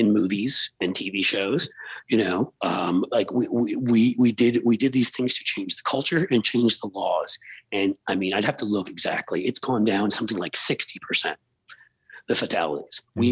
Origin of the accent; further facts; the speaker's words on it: New York City, New York, United States; I grew up in New York City